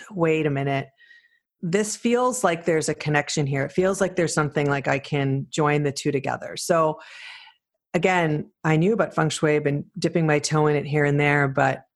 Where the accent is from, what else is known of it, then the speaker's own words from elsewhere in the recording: Canada; also born or lived in Toronto; as a Canadian to travel all the time to do the program